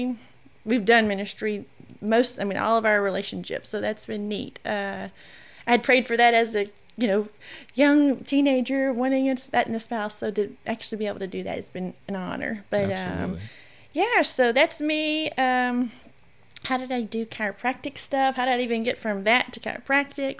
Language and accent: English; Shreveport, Louisiana, United States; born and raised in Shreveport my whole entire life.